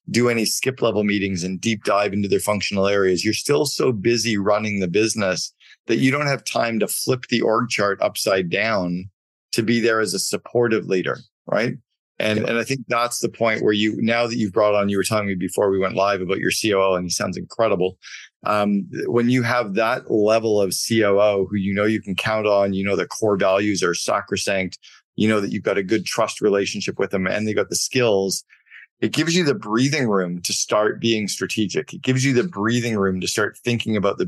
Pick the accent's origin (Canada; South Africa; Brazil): Canada; I grew up in Canada and we played a lot of hockey